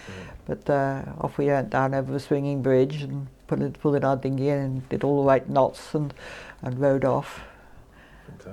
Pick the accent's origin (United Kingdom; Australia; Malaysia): United Kingdom; Isle of Mull, Scotland; also born or lived in Aberdeen / Italy; I'm more or less born on the island